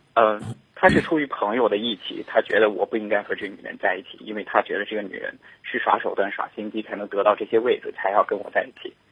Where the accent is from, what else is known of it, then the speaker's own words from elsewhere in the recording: Shanghai, China; 我是上海的